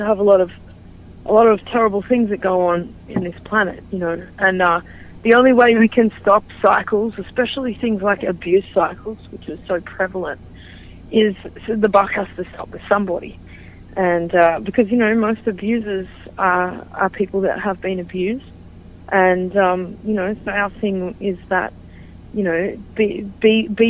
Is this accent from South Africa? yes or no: no; Australia; moved away as an adult; now in United States; we're half Australian and half American